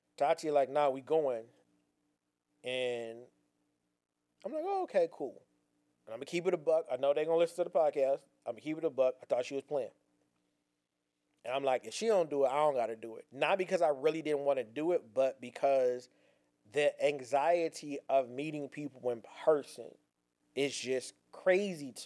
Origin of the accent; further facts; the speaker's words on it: Pasadena, California, United States; moved away; also born or lived in Gardena, California; I was born in Gardena, but I was raised in Pasadena